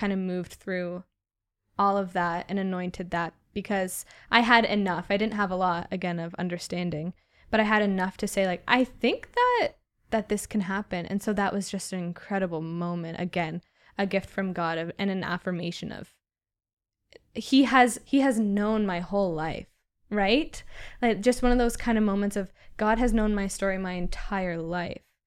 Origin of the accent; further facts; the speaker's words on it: Southwestern Ontario, Canada; also born or lived in Halifax; I'm from Southwestern Ontario